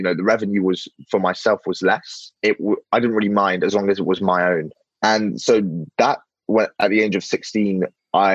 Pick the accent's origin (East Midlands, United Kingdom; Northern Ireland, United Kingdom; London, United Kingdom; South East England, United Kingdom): London, United Kingdom; I was actually born in London, and I've never lived in France